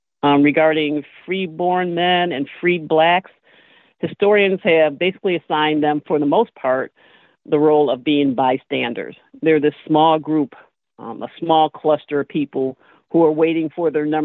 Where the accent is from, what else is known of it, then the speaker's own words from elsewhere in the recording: Toledo, Ohio, United States; Well, I was born and raised in Toledo, Ohio, which is in Northwest Ohio. It's my father's hometown.